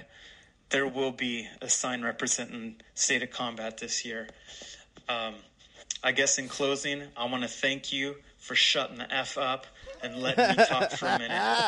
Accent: Portland, Oregon, United States; coming from Portland, Oregon, my hometown, the Rose City

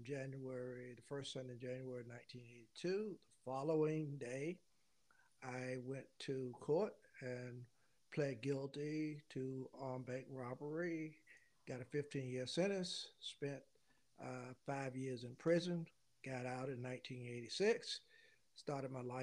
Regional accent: Louisburg, North Carolina, United States; I grew up in Lewisburg, North Carolina. It's about 30 miles north of Raleigh, the capital.

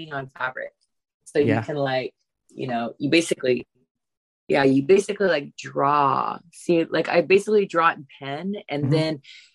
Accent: California, United States; moved away; I grew up in California

